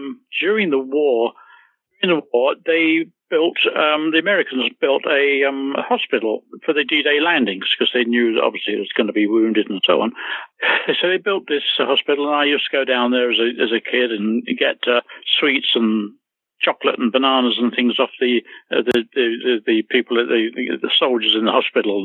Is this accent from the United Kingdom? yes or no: yes; Hertfordshire, East of England, United Kingdom; also born or lived in London; I was born in London, King's Cross, but brought up in the countryside, a little about 30 miles odd outside of London in Hertfordshire